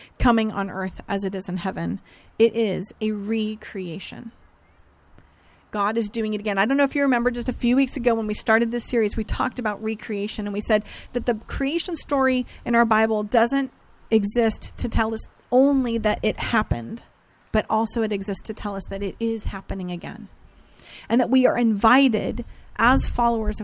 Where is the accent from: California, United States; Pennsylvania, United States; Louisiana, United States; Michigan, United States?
California, United States; Northern; I grew up in Northern California